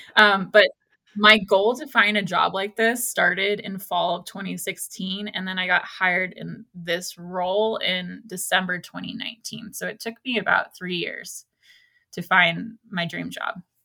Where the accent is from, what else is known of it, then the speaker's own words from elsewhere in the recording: Ojai, California, United States; moved away as an adult; now in Mammoth Lakes area, United States; I grew up on the coast of California, um, in a small town called Ojai